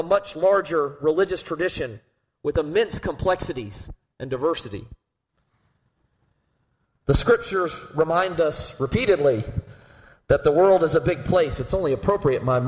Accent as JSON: {"language": "English", "region": "the American Southeast", "country": "United States", "tie": "born or raised there", "said": "what I had known as a Presbyterian growing up in the American Southeast"}